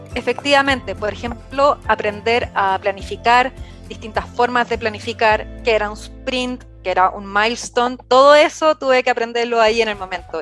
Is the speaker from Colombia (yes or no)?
no; Viña del Mar, Valparaíso, Chile; moved away as an adult; now in Santiago, Chile; Yo actualmente vivo en Santiago de Chile, originalmente soy de Viña del Mar, de la costa en Chile